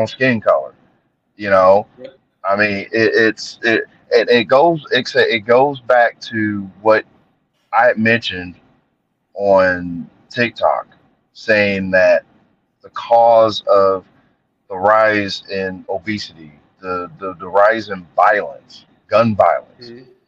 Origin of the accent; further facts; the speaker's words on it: Columbus, Ohio, United States; I was born in Columbus, Ohio, in March 12th of 1980